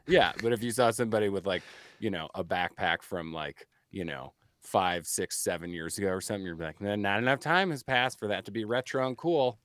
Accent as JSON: {"language": "English", "town": "Chicago", "region": "Illinois", "country": "United States", "said": "I'm Irish from Chicago"}